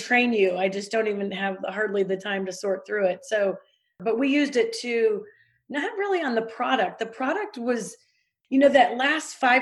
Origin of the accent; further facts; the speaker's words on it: Missouri, United States; I'm from Missouri